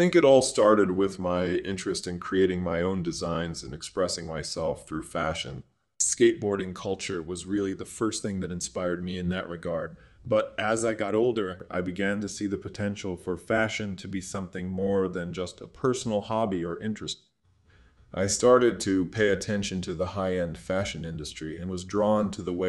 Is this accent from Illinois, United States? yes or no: yes; Rockford, Illinois, United States; Well, I was born and raised in Rockford, Illinois, a small city outside of Chicago.